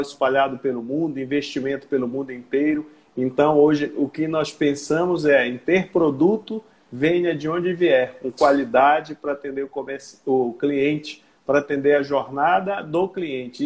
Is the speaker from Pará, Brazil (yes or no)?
yes; Belém, Pará, Brazil; moved away as an adult; also born or lived in Tocantins; now in Porto Velho, Brazil; Eu sou paraense, sou belenita, nasci em Belém já há valorosos 60 anos.